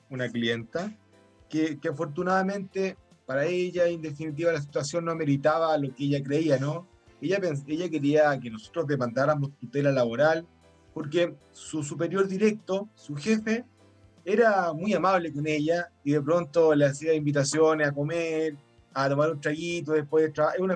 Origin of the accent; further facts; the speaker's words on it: Chile; Bueno, que nosotros somos chilenos, no somos ni daneses ni finlandeses.